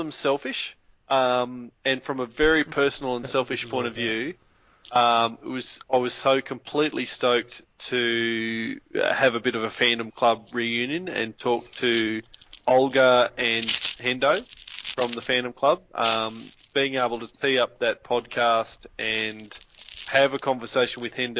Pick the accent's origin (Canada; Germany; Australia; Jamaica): Australia; Northern Territory; when I was a kid, I grew up in the Northern Territory on an Aboriginal settlement